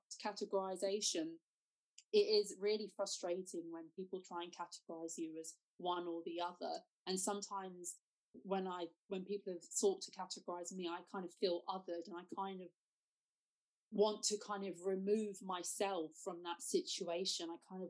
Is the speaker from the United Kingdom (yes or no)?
yes; United Kingdom; I would class myself as somebody who is black British.